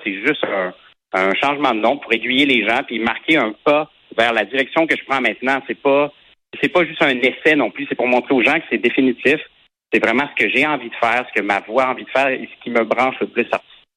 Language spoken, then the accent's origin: French; Quebec, Canada